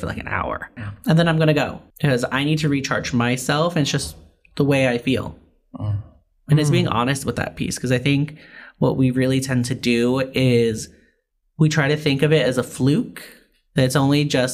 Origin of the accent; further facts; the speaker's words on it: New York, United States; now in Los Angeles, United States; I grew up in New York